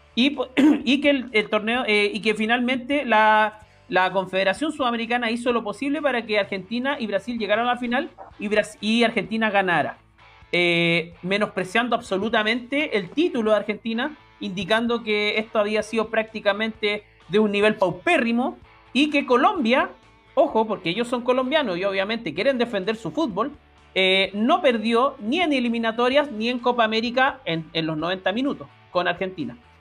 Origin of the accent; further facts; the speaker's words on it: Chile; como chileno